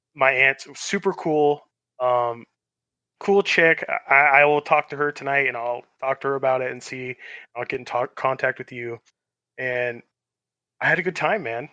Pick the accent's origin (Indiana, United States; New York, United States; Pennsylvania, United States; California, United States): California, United States; Los Angeles; moved away; also born or lived in Long Beach / Arizona; I'm a West Coast boy. I grew up in Los, uh, Los, Los Angeles and, like, Long Beach, and then I moved to Arizona